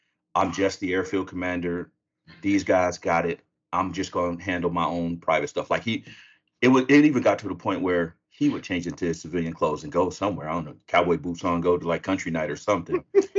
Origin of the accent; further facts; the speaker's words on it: Sacramento, California, United States; I'm from Sacramento.